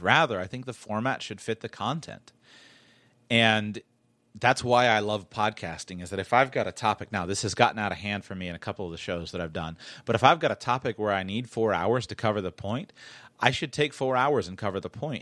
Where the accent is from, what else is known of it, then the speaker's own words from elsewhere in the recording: South Florida, United States; I'm from South Florida where fashion matters